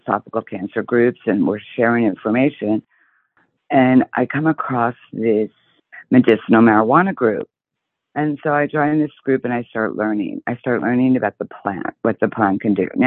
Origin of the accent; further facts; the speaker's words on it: New Jersey, United States; also born or lived in South Haven, Michigan; now in Arizona, United States; I'm originally from New Jersey, but I reside in Arizona. And I moved here from Michigan, actually, South Haven, Michigan